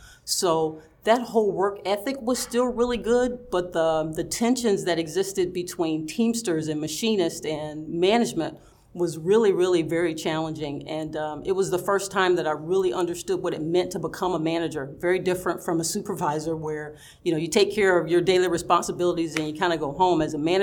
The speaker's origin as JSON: {"language": "English", "region": "the South", "country": "United States", "tie": "born or raised there", "said": "growing up in the South, you know, where we're taught to be very sweet and very kind and very accommodating"}